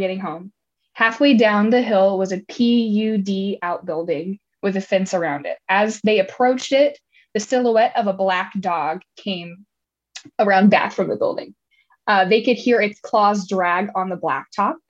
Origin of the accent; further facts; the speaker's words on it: Kentuckiana, United States; now in West Coast, United States; I grew up in Kentuckiana and heard stories by campfire growing up